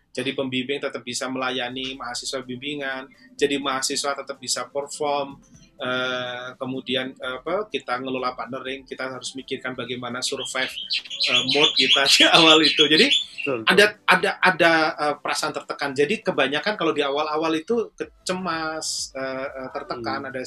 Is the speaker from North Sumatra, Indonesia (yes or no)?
no; Surakarta, Central Java, Indonesia; saya nggak saya nggak ke kampung halaman saya, saya nggak ke Solo, saya nggak ke oh, Jogja.